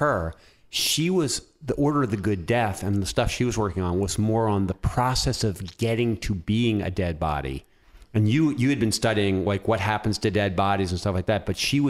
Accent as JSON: {"language": "English", "town": "Philadelphia", "region": "Pennsylvania", "country": "United States", "tie": "born or raised there", "said": "I'm a Philly guy."}